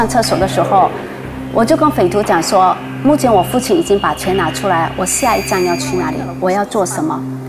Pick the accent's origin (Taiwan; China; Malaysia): Malaysia; 那他的口音听起来不像是本地我们马来西亚人，